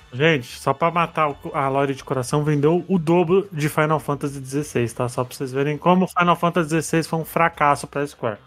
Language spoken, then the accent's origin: Portuguese; Brazil; a gente é brasileiro, a gente não é gringo